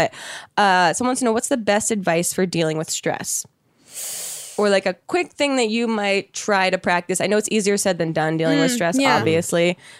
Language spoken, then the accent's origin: English; New Jersey, United States; I grew up in South Jersey